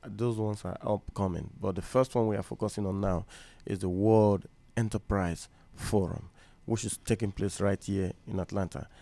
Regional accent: Nigeria; I'm from Nigeria

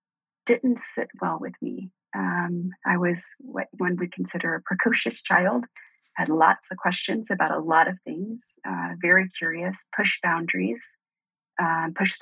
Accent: Deep South, United States; I grew up in the South, like the deep South

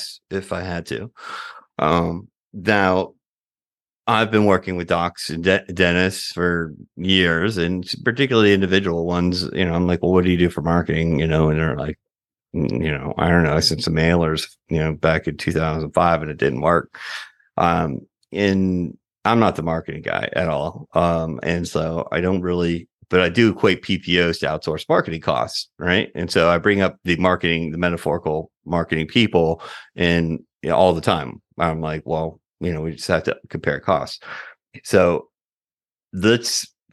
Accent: Florida, United States; now in Atlanta, United States; I'm originally from Florida

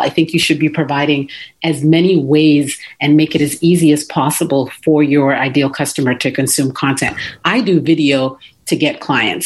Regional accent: Toronto, Ontario, Canada; moved away; I was born and raised in Toronto

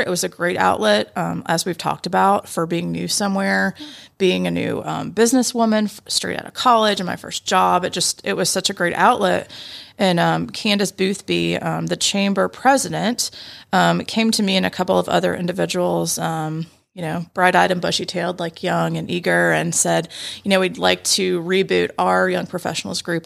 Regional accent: Roswell, Georgia, United States; born and raised in Atlanta. I feel like I'm one of the few these days, but I grew up in Roswell

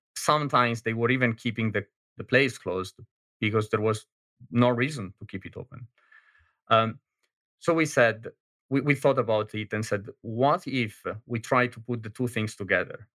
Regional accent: Milan, Lombardy, Italy; moved away as an adult; now in Berlin, Germany; I am Italian from Milano, but, uh, I am living in, uh, in beautiful Berlin, Germany since, uh, eight years and a half now

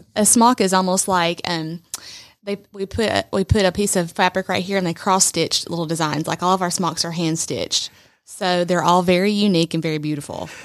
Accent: Trenton, Georgia, United States; moved away as an adult; now in Rome, United States; I'm originally from Trenton, Georgia

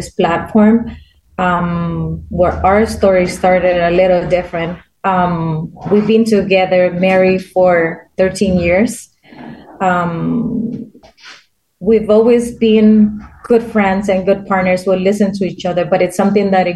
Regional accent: Honduras; moved away; I'm from Honduras

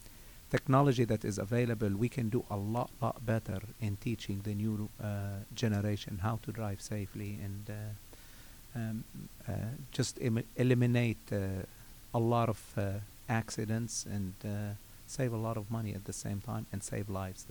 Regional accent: Lebanon; moved away; I came from Lebanon. And I came, I stayed in Norcross for a year. And then I moved to Savannah, Georgia.

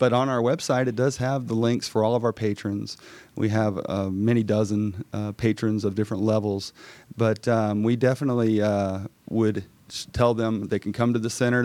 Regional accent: Gwinnett County, Georgia, United States; I grew up here in Gwinnett County

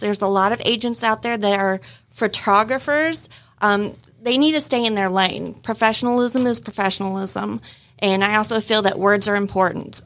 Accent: Illinois, United States; moved away; I was born in Illinois

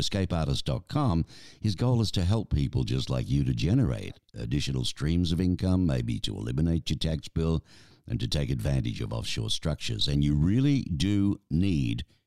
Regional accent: Australia; moved away as an adult; now in Arizona, United States; from Australia originally, but I married an American.

